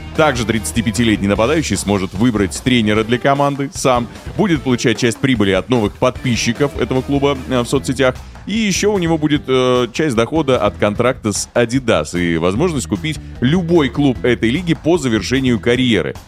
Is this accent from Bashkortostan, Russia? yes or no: yes; Bashkortostan, Russia; Я из Башкирии